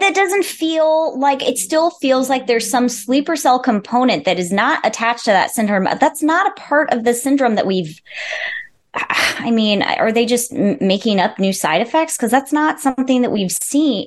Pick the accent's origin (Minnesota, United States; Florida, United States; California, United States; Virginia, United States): California, United States; Wildomar; I grew up in California um, and I grew up in a very, very, very small town who got city status when I was in college